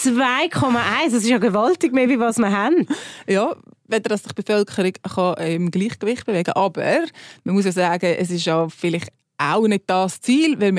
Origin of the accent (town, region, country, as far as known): Switzerland